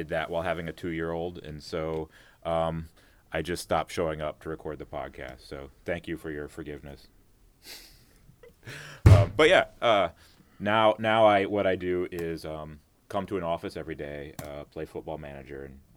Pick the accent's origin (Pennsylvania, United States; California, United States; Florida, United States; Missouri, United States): Florida, United States; Destin; also born or lived in New Orleans; now in Kyoto, Japan; I'm from Destin, Florida